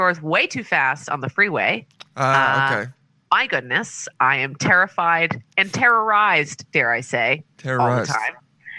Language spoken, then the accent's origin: English; New York, United States; now in Southern California, United States